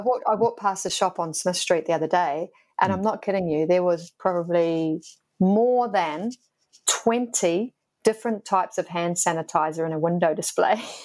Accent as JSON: {"language": "English", "region": "Queensland", "country": "Australia", "moved": "yes", "lives_now": "Victoria, Australia", "said": "I'm from Queensland"}